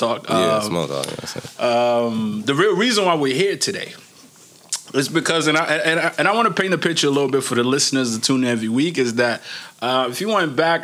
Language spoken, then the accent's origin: English; Maryland, United States; also born or lived in Niger; I grew up in Maryland